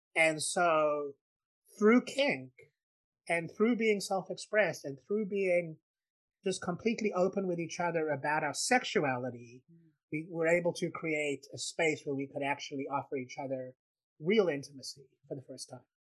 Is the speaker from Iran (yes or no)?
no; South Africa; I grew up in South Africa